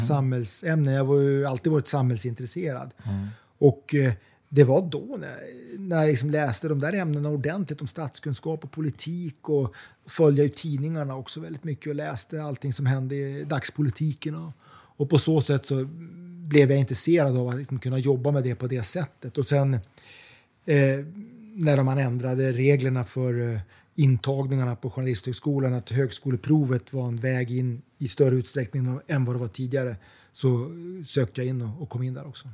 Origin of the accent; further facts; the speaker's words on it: Umeå, Västerbotten County, Sweden; moved away as an adult; now in London, United Kingdom; Jag är uppvuxen i Umeå. Ja. Bodde där mellan jag var 1 och 20 år ungefär.